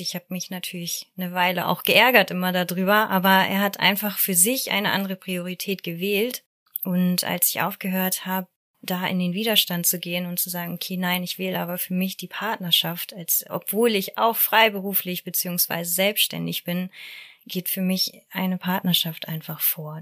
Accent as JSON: {"language": "German", "region": "Hamburg", "country": "Germany", "said": "Ich komme aus Hamburg."}